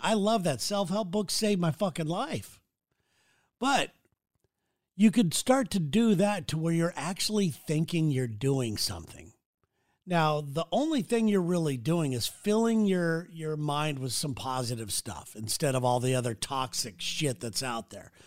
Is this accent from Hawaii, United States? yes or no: no; Santa Ana, California, United States; growing up in Santa Ana, California